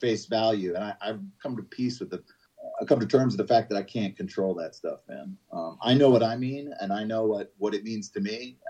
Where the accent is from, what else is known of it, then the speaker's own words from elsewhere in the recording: Georgia, United States; the fact that we're from Georgia, people think that we're like these hicks